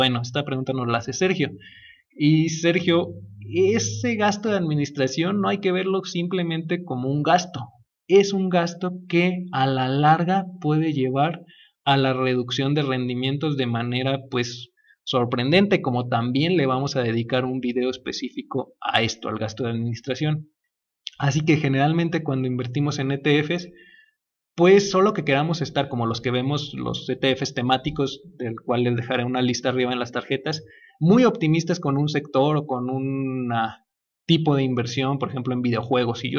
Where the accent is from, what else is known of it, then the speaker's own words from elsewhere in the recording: Mexico; Obviamente, pues es beneficioso para nosotros como mexicanos